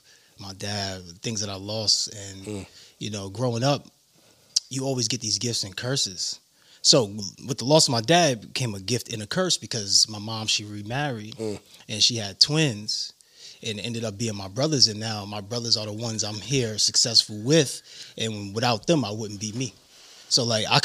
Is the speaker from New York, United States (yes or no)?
yes; New York City, New York, United States; Growing up in Brooklyn